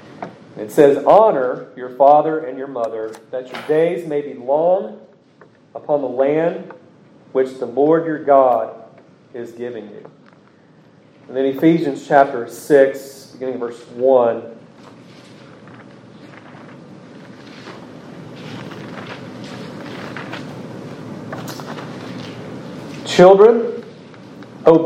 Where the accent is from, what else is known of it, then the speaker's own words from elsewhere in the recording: United States; as an American, as a son of this state where our forefathers fought